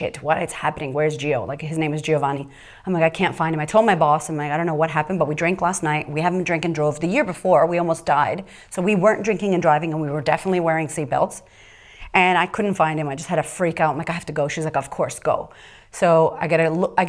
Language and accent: English; Boston, Massachusetts, United States; moved away as an adult; also born or lived in California / Florida; I was raised in Boston with wolves